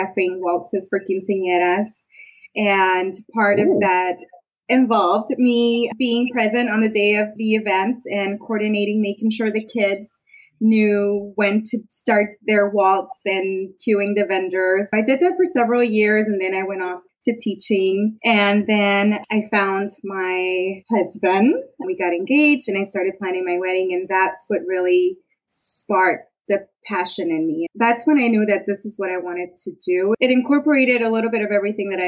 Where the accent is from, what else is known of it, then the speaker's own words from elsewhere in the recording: Richmond, California, United States; also born or lived in Mexico; I was born in Mexico, but I grew up in the Bay Area. So went to Berkeley High, lived in Richmond